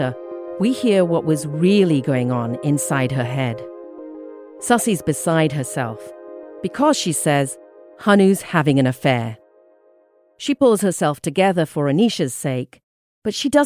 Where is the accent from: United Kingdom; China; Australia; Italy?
United Kingdom; England; moved away as an adult; now in United States; I grew up in England.